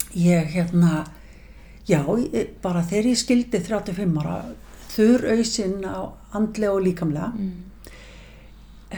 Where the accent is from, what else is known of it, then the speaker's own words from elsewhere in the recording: Mosfellsbær, Capital Region, Iceland; við fluttum semst upp í Mósesbæð þegar ég er 8 ára